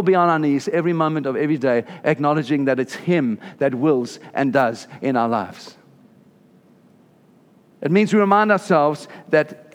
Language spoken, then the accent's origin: English; South Africa; moved away; I'm South African.